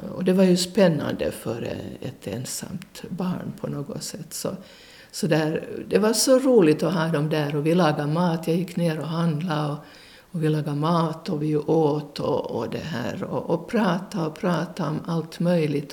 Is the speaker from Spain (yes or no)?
no; Porvoo, Uusimaa, Finland; Jag är född i Borgå och det här eh, bodde på Krokvägen